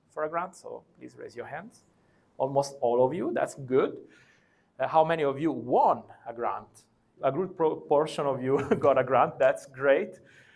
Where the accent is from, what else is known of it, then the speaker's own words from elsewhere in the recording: Italy; I come from Italy.